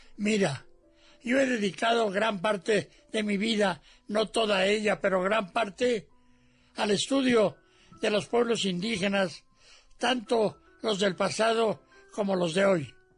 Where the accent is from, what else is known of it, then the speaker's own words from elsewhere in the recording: Mexico City, Mexico; Cuando yo era niño, mi madre me llevaba con mis hermanos al mercado de San Cosme